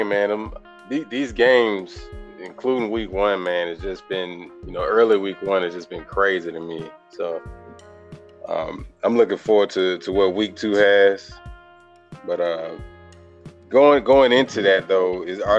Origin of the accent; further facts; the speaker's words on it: Alabama, United States; I'm from Alabama